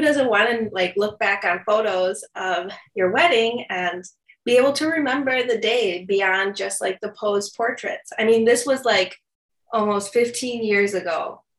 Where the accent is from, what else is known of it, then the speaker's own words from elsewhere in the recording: Chicago, Illinois, United States; i grew up in the south suburbs of chicago